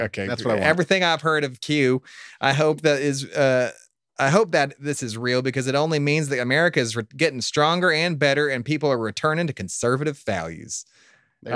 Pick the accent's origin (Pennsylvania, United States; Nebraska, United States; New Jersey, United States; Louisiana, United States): New Jersey, United States; born there; I was born in Jersey, but that doesn't necessarily make me from Jersey.